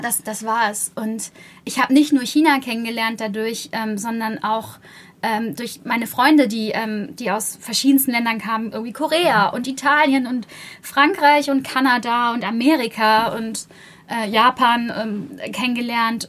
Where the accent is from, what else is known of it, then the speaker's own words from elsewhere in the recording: Buxtehude, Lower Saxony, Germany; ich komme ja aus Buxtehude